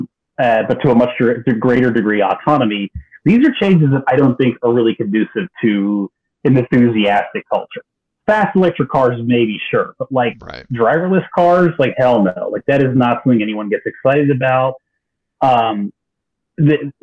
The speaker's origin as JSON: {"language": "English", "region": "Texas", "country": "United States", "tie": "born or raised there", "said": "I grew up in Texas"}